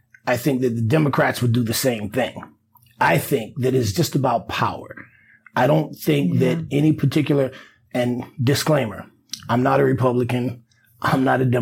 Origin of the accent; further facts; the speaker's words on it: Florida, United States; Florida, for example. Yeah. My home state